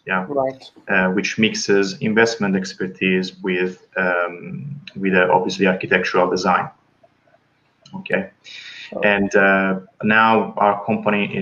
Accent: Tuscany, Italy; accent: Italian; English is a second language; moved away as an adult; now in London, United Kingdom; I'm obviously Italian, as you can hear from my accent, from Tuscany

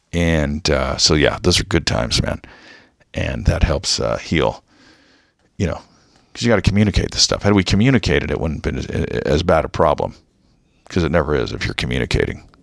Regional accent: United States; I'm American.

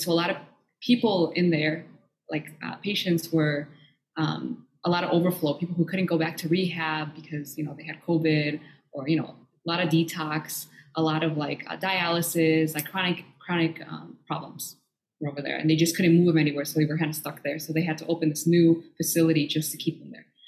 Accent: Illinois, United States; moved away; also born or lived in Ecuador; from there, I um, grew up in Illinois

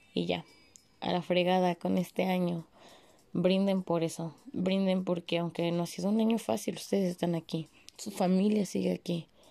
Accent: Mexico; como buenos mexicanos

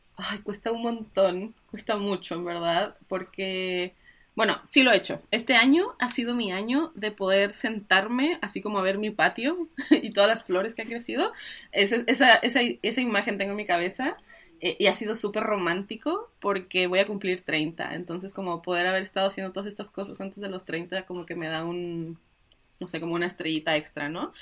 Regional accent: Mexico; moved away as an adult; now in Santiago, Chile; yo soy mexicana

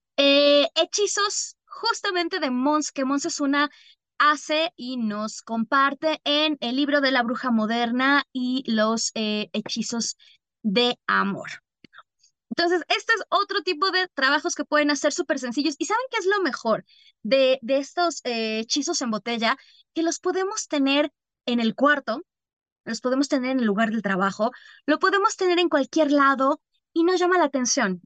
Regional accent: Mexico; also born or lived in Algeria; yo sí soy como buena bruja mexicana

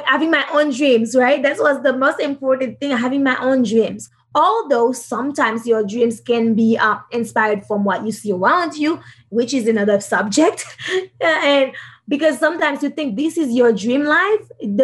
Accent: Haiti; I'm from Haiti.

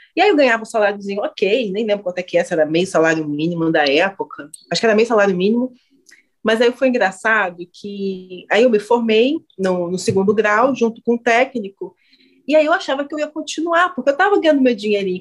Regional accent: Brazil; não é que eu vim para cá, eu nasci nesse maldito, maldito

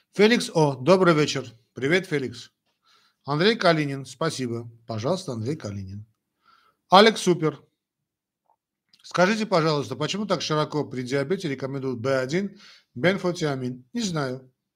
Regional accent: Armenia; first language Armenian; Russian is a second language; я армянин, родился в Советском Союзе. Значит, э, понятно, что армянский язык для меня родной язык, а что касается русского языка, это мой второй родной язык

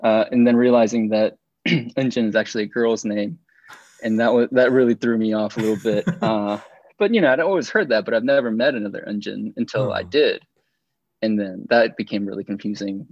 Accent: Atlanta, Georgia, United States; I was born and raised here in Atlanta

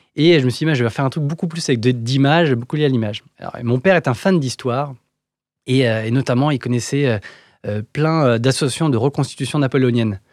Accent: Paris suburbs, Île-de-France, France; J'ai grandi en banlieue parisienne

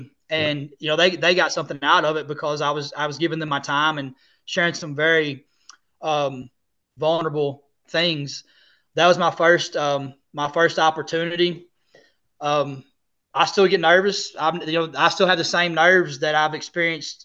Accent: Missouri, United States; moved away; I was living in Missouri, where Missouri is my home state

